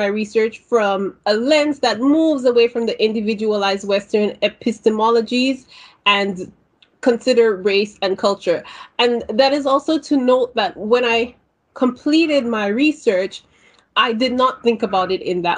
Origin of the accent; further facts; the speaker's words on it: St. Lucia; now in Ontario, Canada; I am a Caribbean immigrant to Ontario, Canada. I have been living in Canada for over 20 years, but have strong ties to my home country of St. Lucia.